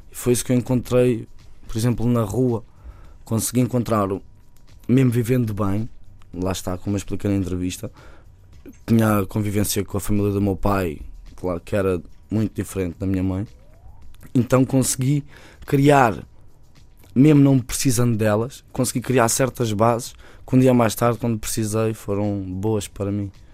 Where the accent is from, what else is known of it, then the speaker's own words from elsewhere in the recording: Bairro da Madorna, Lisbon, Portugal; o meu bairro depois também é ali ao lado, né? Uhum. que é o, o bairro da Madorna